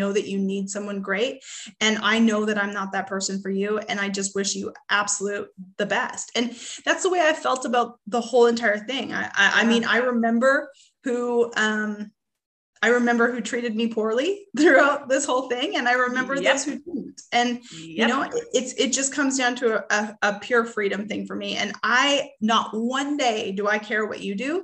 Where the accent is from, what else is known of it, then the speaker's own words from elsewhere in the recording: Canada; now in Arkansas, United States; I'm originally from Canada